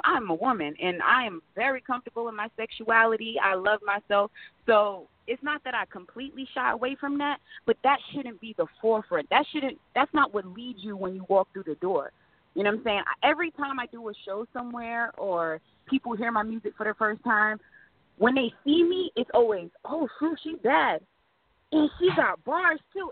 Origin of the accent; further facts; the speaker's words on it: Providence, Rhode Island, United States; now in Fayetteville, United States; I was raised um for the majority of my life in Providence, Rhode Island